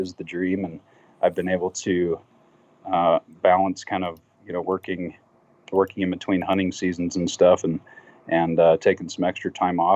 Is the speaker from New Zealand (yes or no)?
no; Wyoming, United States; born and raised in Wyoming. I'm currently in Casper, in central Wyoming